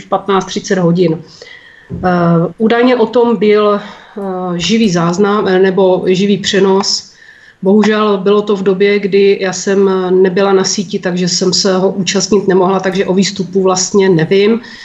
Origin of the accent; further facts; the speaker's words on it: Blansko, South Moravian Region, Czechia; Bydlím v srdci moravského krasu je to moje rodné město